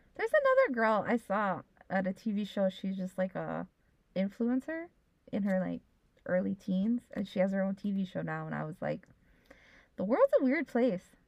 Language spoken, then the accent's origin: English; Hawaii, United States; we have been brought up to think we are American, and that we live in Polynesia and right. we are Hawaiian